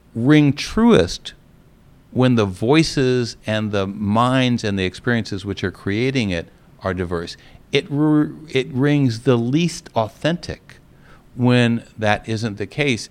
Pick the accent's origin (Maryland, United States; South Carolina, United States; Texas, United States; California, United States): California, United States; Los Angeles; now in Atlanta, United States; I was growing up in Los Angeles, California, close to the movie industry